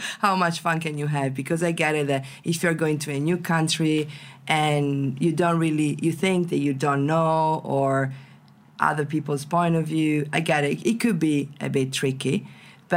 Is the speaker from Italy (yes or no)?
yes; Venice, Veneto, Italy; English is a second language; I come from Venice, so it's full of tourists, right? I've been growing up with tourists around me.